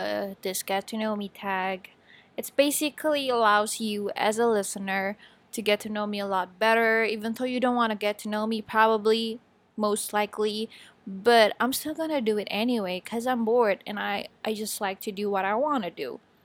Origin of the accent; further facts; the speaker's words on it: Batam, Riau Islands, Indonesia; born there; English is a second language; also born or lived in Bogor / Subang / Majalengka / Bandung; I was born in Batam, and then I moved to Bogor, Subang, Majalengka, and then Bandung for college.